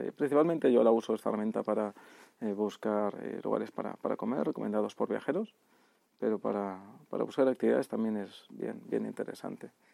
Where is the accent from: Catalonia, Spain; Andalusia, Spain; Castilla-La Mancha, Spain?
Catalonia, Spain; Barcelona; now in São Paulo, Brazil; Barcelona, por ejemplo, que es de donde soy